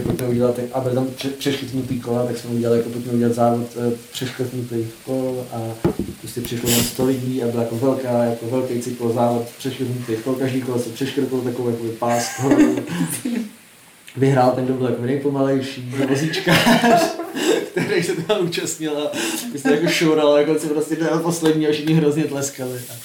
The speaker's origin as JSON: {"language": "Czech", "region": "Prague", "country": "Czechia", "said": "já jsem z Vršovic"}